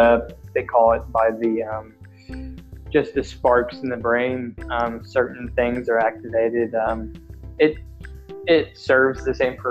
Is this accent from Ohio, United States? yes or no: no; Scottsburg, Indiana, United States; also born or lived in Seymour, Indiana; now in Indianapolis, United States; Scottsburg is my hometown